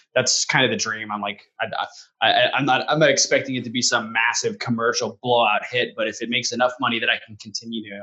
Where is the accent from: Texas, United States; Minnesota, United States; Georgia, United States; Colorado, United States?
Colorado, United States; moved away as an adult; now in Phoenix, United States; I was born in Colorado. I lived there for the first 20 years of my life or so